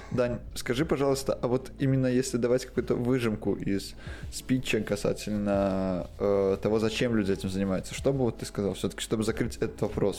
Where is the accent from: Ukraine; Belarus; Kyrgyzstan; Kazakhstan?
Belarus; now in Poland; я белорус и живу в Польше